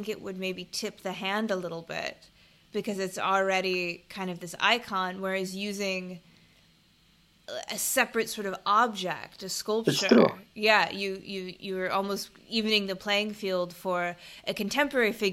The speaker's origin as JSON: {"language": "English", "country": "United States", "moved": "yes", "lives_now": "Bangkok, Thailand", "said": "speaking as an American"}